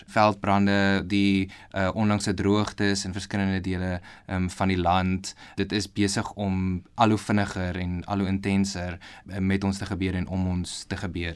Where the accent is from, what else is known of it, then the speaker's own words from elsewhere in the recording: Bloemfontein, Free State, South Africa; moved away as an adult; also born or lived in Pretoria / Stellenbosch / Australia; now in Potchefstroom, South Africa; ek is in Pretoria gebore, grootgeword in Bloemfontein